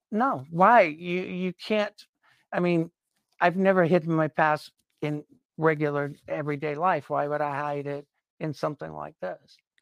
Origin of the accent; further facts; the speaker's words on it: South Carolina, United States; I grew up in South Carolina in the nineteen sixties and seventies